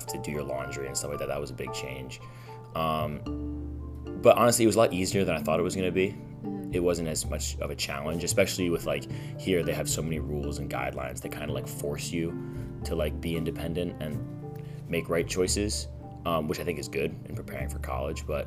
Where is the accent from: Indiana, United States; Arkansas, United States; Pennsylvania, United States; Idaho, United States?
Pennsylvania, United States; King of Prussia; I'm from King of Prussia, so just outside Philadelphia